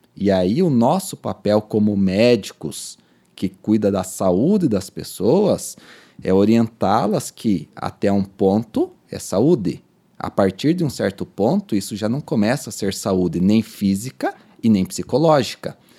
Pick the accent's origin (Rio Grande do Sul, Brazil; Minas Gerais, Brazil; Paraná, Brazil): Paraná, Brazil; Pato Branco; also born or lived in Recife; nós sulistas, eu sou nascido em Pato Branco